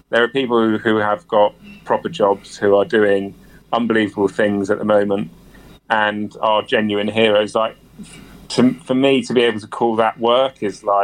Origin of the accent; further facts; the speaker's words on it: South West England, United Kingdom; For me, it's growing up in Somerset. It was never really about racing.